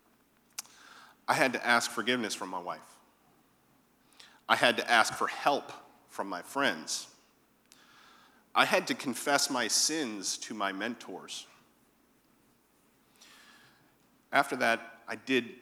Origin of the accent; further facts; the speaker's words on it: Connecticut, United States; moved away as an adult; now in Savannah, United States; I was born in Connecticut. And I had not suffered through all of those winters